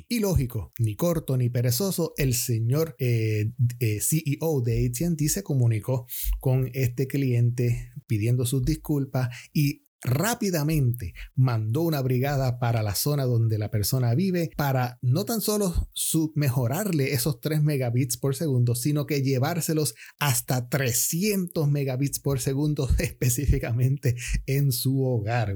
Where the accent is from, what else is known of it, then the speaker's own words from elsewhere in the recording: Puerto Rico; soy puertorriqueño